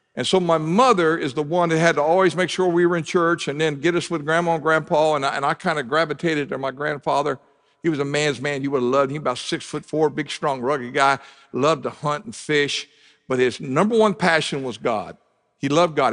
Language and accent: English; Southern Ohio, United States; moved away; I grew up in Southern Ohio